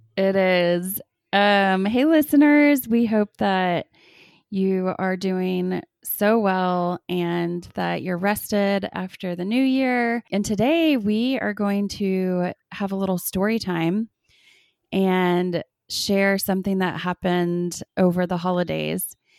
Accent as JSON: {"language": "English", "town": "Austin", "region": "Texas", "country": "United States", "tie": "born or raised there", "moved": "yes", "lives_now": "Lubbock, United States", "said": "we grew up in Austin"}